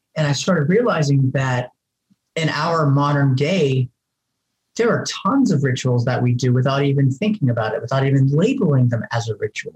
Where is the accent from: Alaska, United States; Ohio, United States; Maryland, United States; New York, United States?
Ohio, United States; moved away as an adult; I'm originally from Ohio.